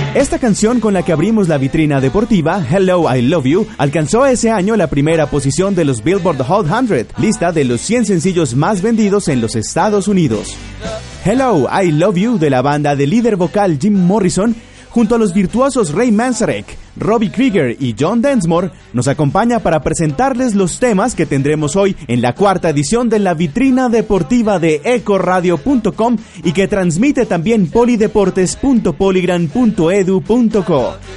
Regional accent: Colombia; como colombianos

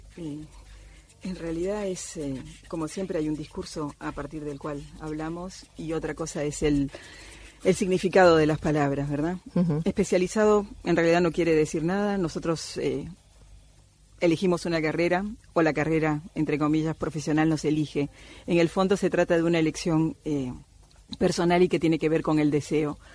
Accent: Cuba; moved away; also born or lived in Amazon rainforest; yo soy nacida en Cuba de padre argentino

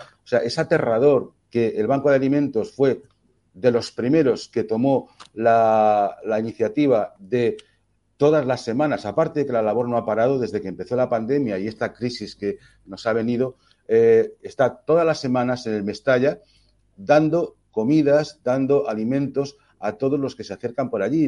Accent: Valencian Community, Spain; Nosotros somos valencianos españoles como somos todos los valencianos

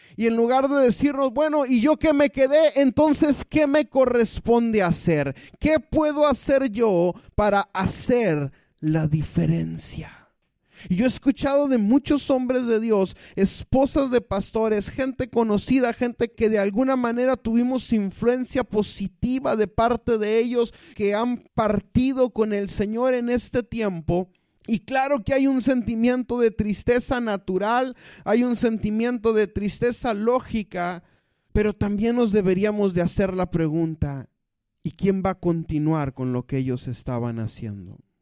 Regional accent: Mexico; los mexicanos y la desidia hemos ido de la mano

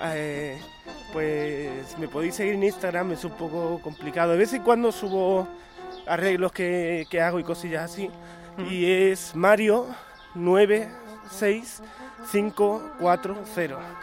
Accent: Málaga, Andalusia, Spain; soy un chico de Málaga

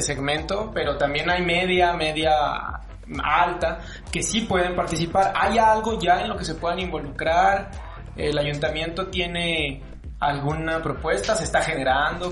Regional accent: Mexico; como ciudadanos, como mexicanos

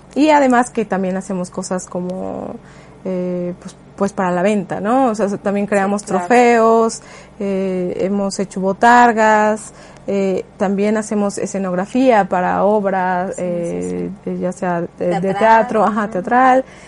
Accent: Mexico; como mexicanos

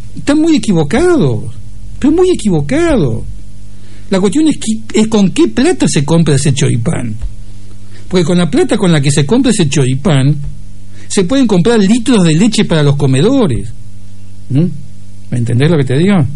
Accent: Argentina; soy más argentino

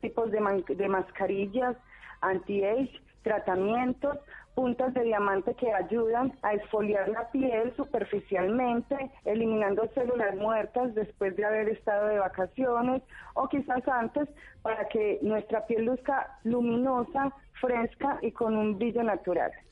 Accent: Medellín, Antioquia, Colombia; accent: Colombian; moved away as an adult; now in Argentina; colombiana de Medellín

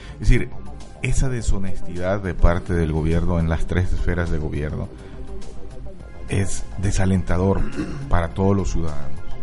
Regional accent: Mexico; nuestro país

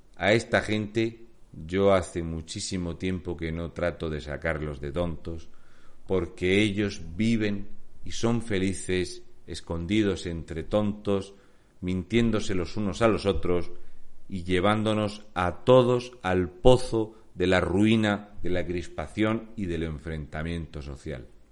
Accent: Region of Murcia, Spain; also born or lived in Canary Islands; soy un murciano encabronado

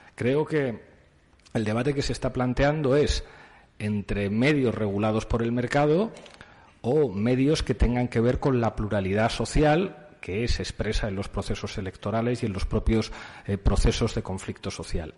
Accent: Spain; en mi país es la Iglesia Católica

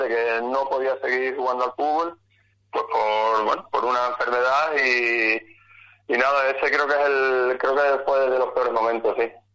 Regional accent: San Vicente de Alcántara, Extremadura, Spain; es toda una vida ligada al fútbol y bueno, y a mi pueblo y al San claro

